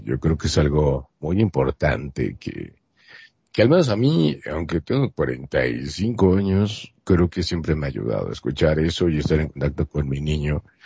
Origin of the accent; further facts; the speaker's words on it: Monterrey, Nuevo León, Mexico; yo soy de Monterrey, Nuevo León, México